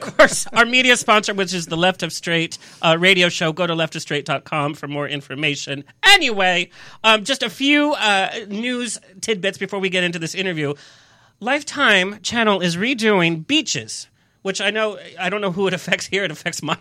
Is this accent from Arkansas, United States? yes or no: no; Orange County, California, United States; we grew up in Orange County.